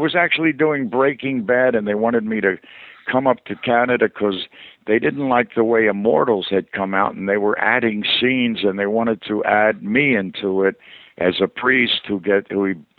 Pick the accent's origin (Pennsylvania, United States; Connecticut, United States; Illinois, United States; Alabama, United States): Pennsylvania, United States; Philadelphia; accent: Philly; moved away as an adult; I grew up in Philadelphia. I've been gone since I was 19. But I'll hear traces of my Philly. I have a slight twinge of Philly, which is an awful effeminate sound.